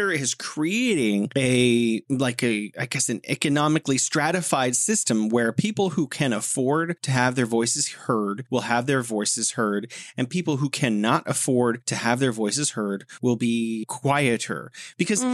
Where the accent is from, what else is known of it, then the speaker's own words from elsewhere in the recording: United States; I'm an American and I'm middle class